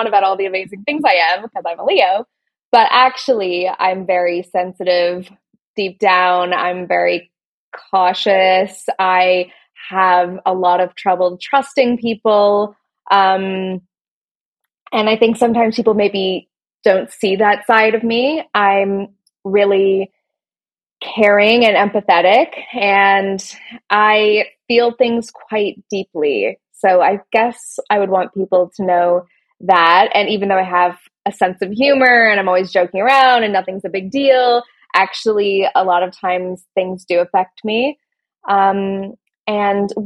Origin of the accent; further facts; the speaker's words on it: Canada; moved away as an adult; now in London, United Kingdom; I am Canadian. I grew up in Canada, but I live in London, in England.